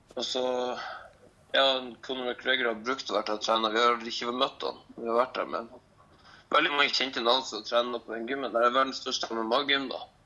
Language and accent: Norwegian; Lofoten, Nordland, Norway; moved away as an adult; now in Trondheim, Norway; Jeg er nå fra Lofoten. Flytta til Trondheim for fem år siden for å gå på folkehøyskole